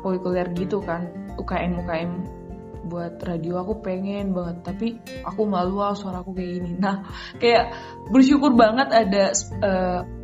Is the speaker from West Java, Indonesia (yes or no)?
no; Humbang Hasundutan, North Sumatra, Indonesia; kampung aku di Panduman